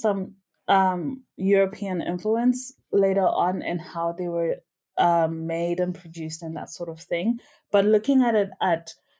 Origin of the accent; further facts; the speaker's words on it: Zimbabwe; Not necessarily just from my home country, I'm Zimbabwean, but from everywhere.